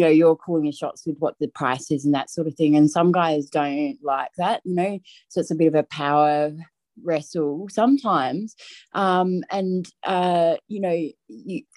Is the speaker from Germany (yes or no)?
no; Adelaide, South Australia, Australia; moved away as an adult; now in Orange, Australia; I'm from Adelaide originally. So I went through school, high school and university